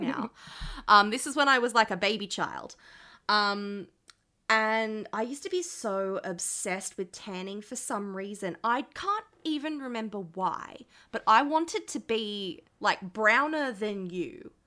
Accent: Sydney, New South Wales, Australia; I grew up in Western Sydney

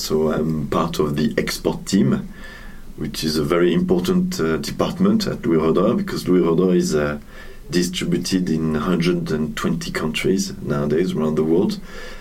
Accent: Lille, Hauts-de-France, France; moved away as an adult; now in Reims, France; I was born in Lille

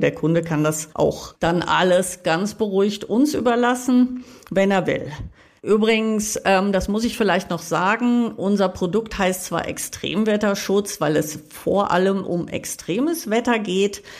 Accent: Münster, North Rhine-Westphalia, Germany; Meine Heimatstadt Münster

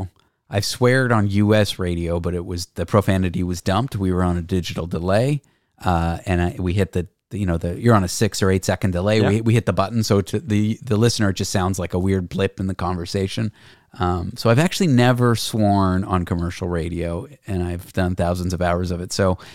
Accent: Canada; accent: Canadian; now in United States; That's like my Canadian accent in the US now that I've been here 10 years. People can't quite place it.

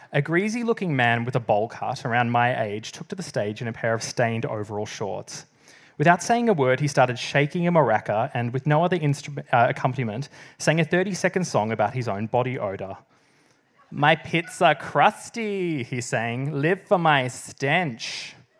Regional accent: South East Gippsland, Victoria, Australia; moved away as an adult; also born or lived in Melbourne; I'm from the country. I moved from South East Gippsland to Melbourne at the age of eighteen

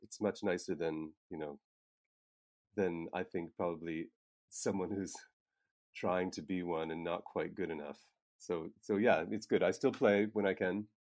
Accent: Nova Scotia, Canada; moved away as an adult; now in Prague, Czech Republic; I'm from Nova Scotia in Canada, and I came to Prague in ninety-nine

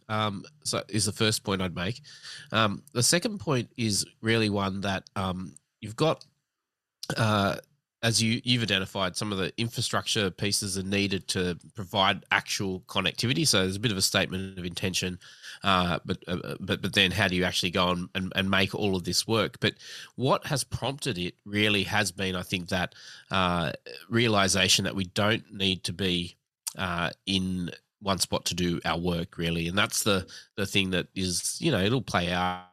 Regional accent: Australia; I was born in Australia

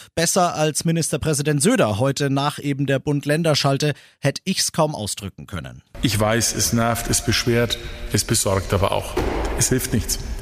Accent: Bavaria, Germany; bei uns in Bayern

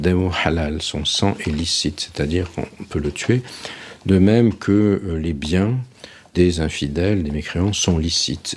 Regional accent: Nice, Provence-Alpes-Côte d'Azur, France; Terra Amata, dit Terra Amat, où j'ai grandi quand j'étais enfant, à Nice

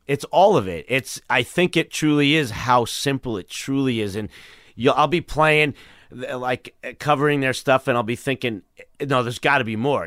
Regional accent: New York City, New York, United States; Bayside, Queens

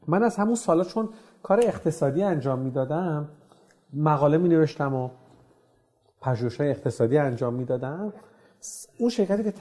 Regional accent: Tehran, Tehran Province, Iran; بگم من فلانی هستم از تهران اومدم یه چنین محصولی تولید کردیم

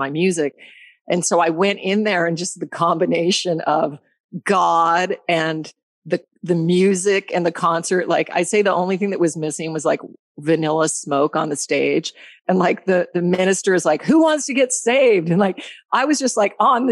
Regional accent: Alaska, United States; also born or lived in Colorado; I was born in Colorado and then raised in Alaska. I moved to Alaska when I was 9.

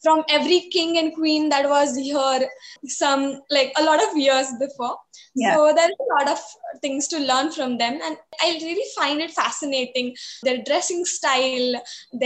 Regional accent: Pune, Maharashtra, India; I'm from Pune originally, and yeah, I've been studying in Akanksha since I was very small.

